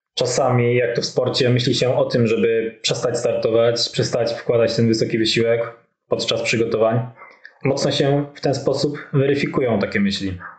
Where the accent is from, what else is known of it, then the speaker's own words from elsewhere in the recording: Podhale, Lesser Poland, Poland; pochodzę z małej wioski na Podhalu